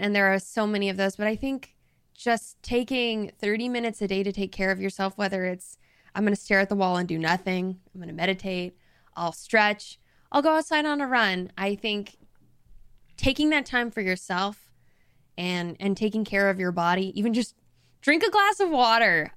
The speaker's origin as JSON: {"language": "English", "region": "the South", "country": "United States", "moved": "yes", "said": "I'm from the South, so people do a lot of this kind of stuff over there"}